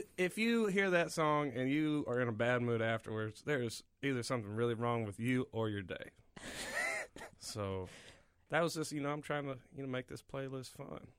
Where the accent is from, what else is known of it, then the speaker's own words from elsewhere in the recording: Alabama, United States; I'm from Alabama